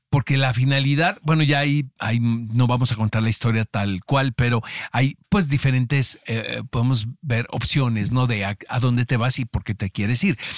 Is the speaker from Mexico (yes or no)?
yes; Mexico; muchas veces como mexicanos eh, nos hacemos de la vista gorda de lo que está pasando en nuestro país